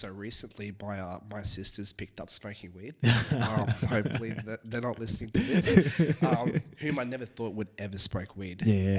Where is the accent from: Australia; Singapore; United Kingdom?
Singapore; You know, especially growing up in Singapore as well, where education is very, very is a top priority.